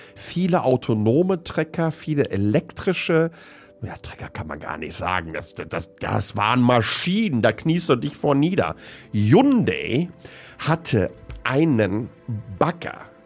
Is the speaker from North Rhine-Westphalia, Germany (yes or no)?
yes; Hamm, North Rhine-Westphalia, Germany; ich komme ja aus dem Ruhrgebiet